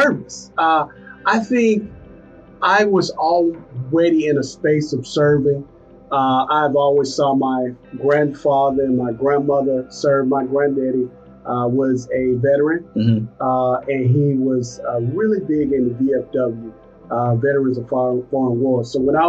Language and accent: English; Atlanta, Georgia, United States; because I was born and raised in Atlanta, South Fulton. Went to Banneker High School and actually grew up on Garden Road, not very far away from the station here on Phoenix Boulevard.